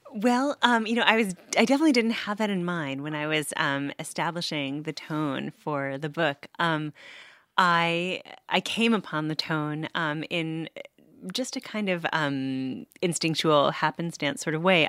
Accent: New York, United States; moved away as an adult; now in Cambridge, United States; I'm from New York

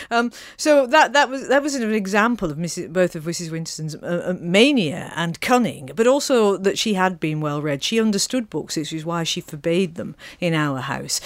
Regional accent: Manchester, North West England, United Kingdom; moved away; Manchester, where I was born.

